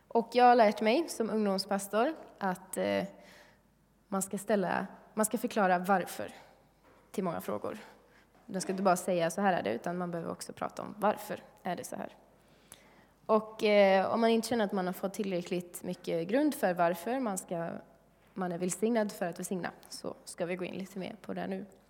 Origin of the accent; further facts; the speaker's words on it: Sweden; som svensk